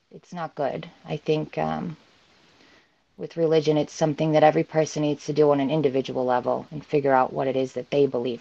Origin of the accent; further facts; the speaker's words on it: Baltimore, Maryland, United States; moved away as an adult; now in Massachusetts, United States; growing up in Baltimore, you know, you see so much diversity